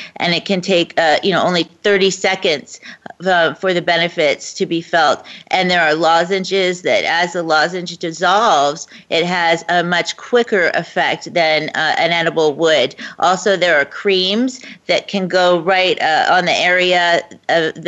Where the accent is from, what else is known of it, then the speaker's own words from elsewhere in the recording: Florida, United States; my home state